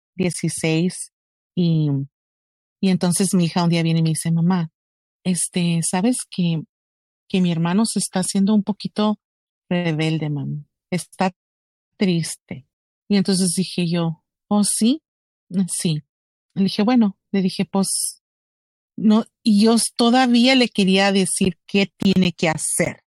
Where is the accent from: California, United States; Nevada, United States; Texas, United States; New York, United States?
Texas, United States; Roma; yo viví y me criaron ahí en la orilla de, de México y Texas en Roma, Texas, un pueblito muy chiquito